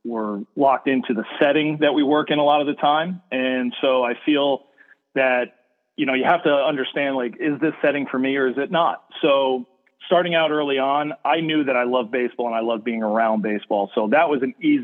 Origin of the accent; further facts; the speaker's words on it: New Jersey, United States; I'm from North Jersey